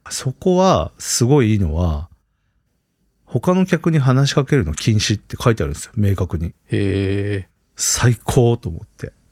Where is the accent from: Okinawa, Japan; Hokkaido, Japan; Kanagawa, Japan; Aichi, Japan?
Hokkaido, Japan; now in Tokyo, Japan; これ実は僕の地元の上の方にある